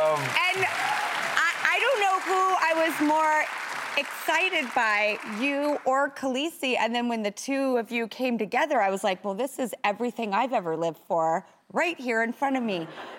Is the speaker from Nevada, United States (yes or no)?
no; California, United States; I grew up in California